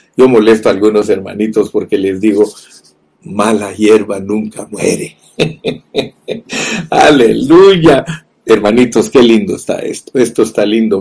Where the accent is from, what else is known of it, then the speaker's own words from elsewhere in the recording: Guatemala; yo nací en Guatemala